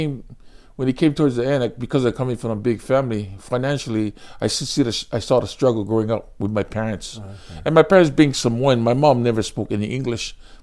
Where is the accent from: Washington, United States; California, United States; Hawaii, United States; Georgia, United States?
Hawaii, United States; moved away as an adult; now in Japan; Born and raised in Hawaii.